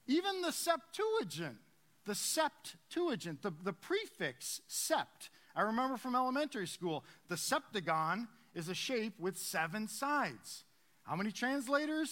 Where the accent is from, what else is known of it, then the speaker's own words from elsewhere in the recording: New York, United States; now in Harrisburg, United States; I'm from New York